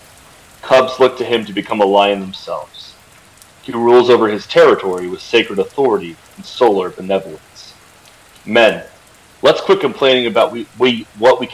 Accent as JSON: {"language": "English", "town": "Lancaster", "region": "Ohio", "country": "United States", "tie": "born or raised there", "said": "I grew up in rural southeastern Ohio in a town called Lancaster"}